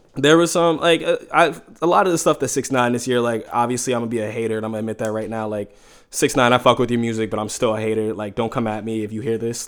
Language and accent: English; New York City, New York, United States; I grew up in Harlem for fifteen years